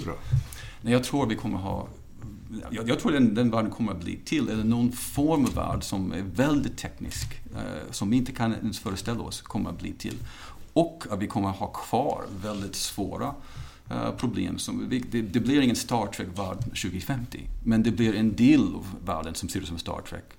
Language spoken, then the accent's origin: Swedish; United States; now in Sweden; Jag är uppvuxen i USA